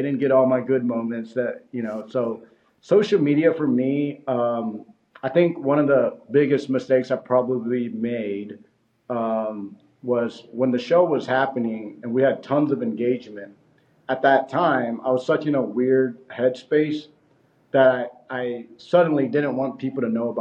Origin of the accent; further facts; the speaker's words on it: Houston, Texas, United States; we're from Houston, Texas, right? We're not from Hollywood. We didn't grow up around, you know, the people, the relationships